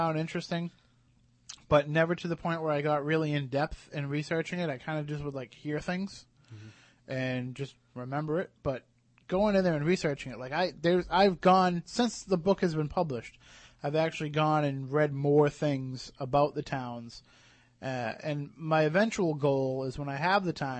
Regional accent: Plymouth, Massachusetts, United States; as a kid, especially growing up in Plymouth

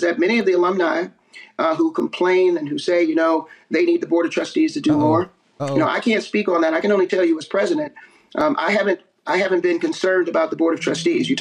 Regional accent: East Coast, United States; I'm from the East Coast

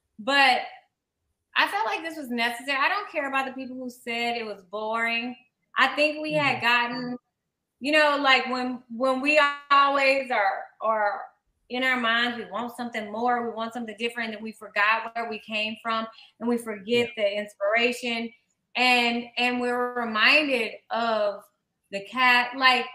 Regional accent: Slidell, Louisiana, United States; moved away; also born or lived in Mississippi; I grew up in Slidell, the outskirts of New Orleans

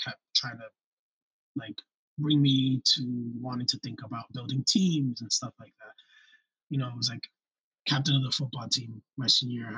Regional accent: Lawrence, Massachusetts, United States; first language Spanish; English is a second language; moved away as an adult; also born or lived in New York City, New York / Springfield, Massachusetts; now in California, United States; I'm kind of from New York, I'm kind of from Massachusetts. I was raised with my grandmother in New York, and then I was raised with my mom in Massachusetts

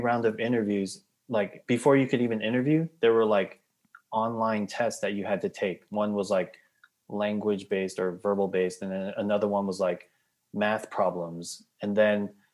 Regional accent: New York, United States; I grew up in New York, went to Binghamton University

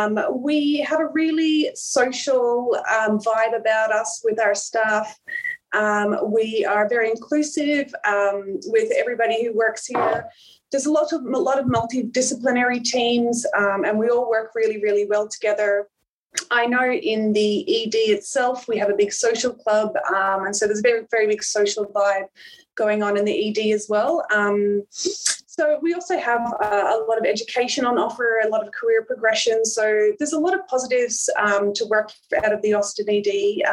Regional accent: Ireland; now in Melbourne, Australia; So I originally came over from Ireland. So I actually, I'm not Australian born. I came over from Ireland and I did my undergrad here in Melbourne through La Trobe in nursing.

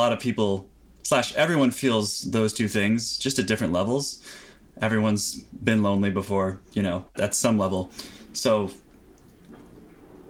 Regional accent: Florida, United States; also born or lived in California; now in New York City, United States; I was 10, I moved from California to Florida with my mom to be close to family

